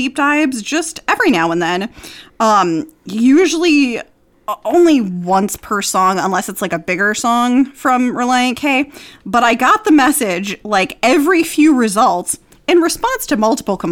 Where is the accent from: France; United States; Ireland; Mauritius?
United States; Atlanta, Georgia; also born or lived in Florida; now in Los Angeles, United States; I grew up in Atlanta before my family moved back to Florida